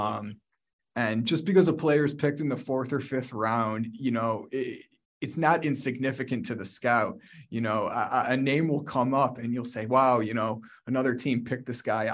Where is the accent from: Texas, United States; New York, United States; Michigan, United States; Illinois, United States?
New York, United States; Buffalo; moved away as an adult; also born or lived in Chicago; Growing up in Buffalo and being based in Buffalo